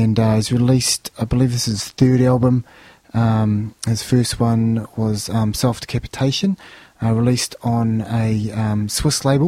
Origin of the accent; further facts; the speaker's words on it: Lyttelton, Canterbury, New Zealand; I'm from Lyttelton. Back down there in Christchurch